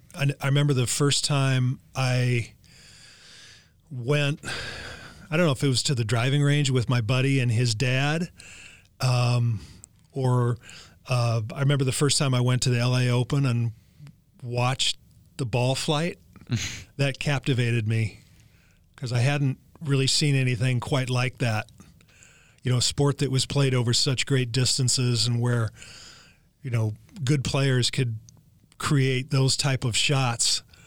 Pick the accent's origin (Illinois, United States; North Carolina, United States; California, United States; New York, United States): California, United States; Los Angeles; born or raised there